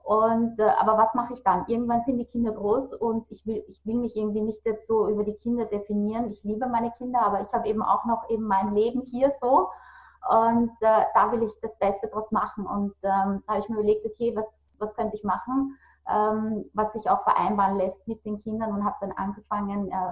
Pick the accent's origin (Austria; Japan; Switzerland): Austria; bei uns in Österreich sagt man, diese, äh, dieses Getratsche